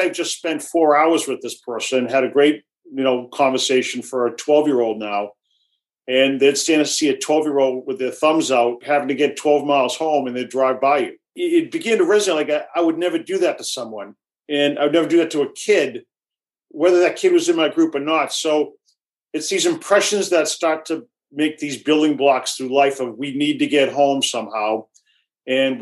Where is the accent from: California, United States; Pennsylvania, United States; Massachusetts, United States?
Massachusetts, United States; Worcester; I grew up in Worcester, Massachusetts, and I was the youngest